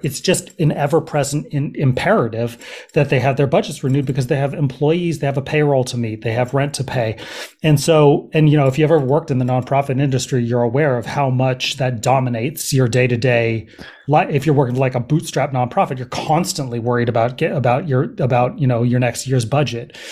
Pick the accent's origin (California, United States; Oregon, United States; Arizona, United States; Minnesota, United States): California, United States; Berkeley; also born or lived in Los Angeles / New York City / East Coast; now in Oakland, United States; I grew up in Berkeley, um, and I've lived here in Oakland for probably the past five years.